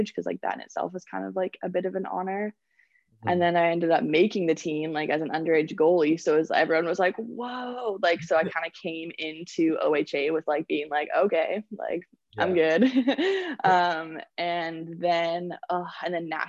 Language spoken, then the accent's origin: English; Victoria, British Columbia, Canada; also born or lived in Penticton; I'm from Victoria, and I went to the Okanagan Hockey Academy in Penticton for 2 years, my grade 10 and 11 year.